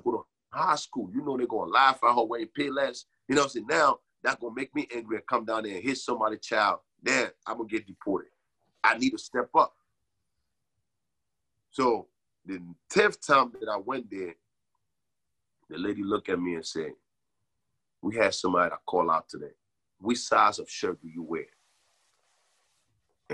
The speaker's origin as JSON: {"language": "English", "country": "Liberia", "moved": "yes", "lives_now": "New Jersey, United States", "said": "I'm from Liberia."}